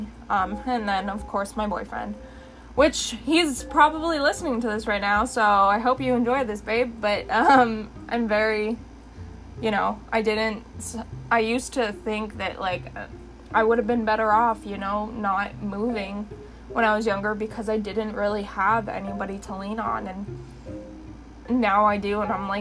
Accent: London, Ontario, Canada; I grew up in London, and my sister had graduated with so many awards.

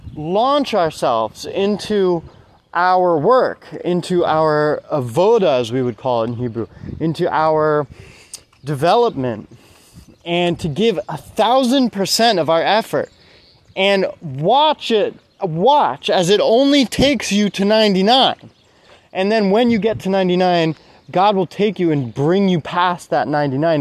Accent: United States; I grew up in America with you know divorced parents

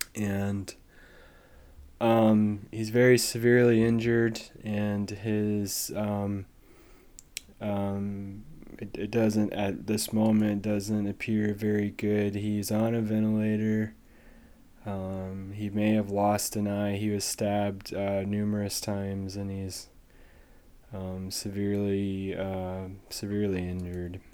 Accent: United States; as an American

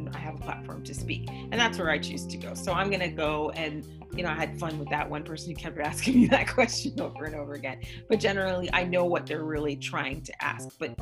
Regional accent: Canada; I'm from Canada.

